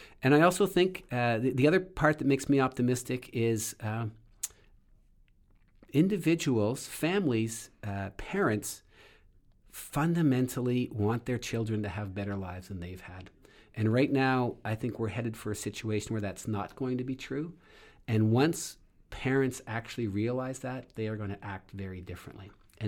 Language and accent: English; Canada; moved away as an adult; now in United States; And so, I'm also originally from Canada, came to this country to do my PhD research, and ended up staying.